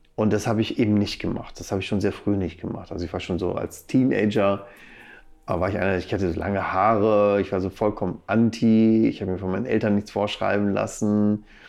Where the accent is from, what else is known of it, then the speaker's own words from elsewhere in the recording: Bielefeld, North Rhine-Westphalia, Germany; also born or lived in Arnsberg / Hagen / Dortmund; now in Gütersloh, Germany; mit fünf bin ich dann nach Bielefeld gezogen und da habe ich dann auch meine Kindheit und auch einen großen Teil meines Erwachsenenlebens äh, verbracht.